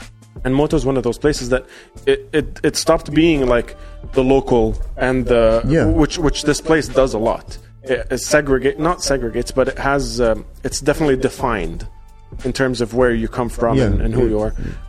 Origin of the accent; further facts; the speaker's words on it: Australia; now in Dubai, United Arab Emirates; I'm from a bunch of different fucking places, and I grew up in Australia, and I've never been to the country I'm supposed to be from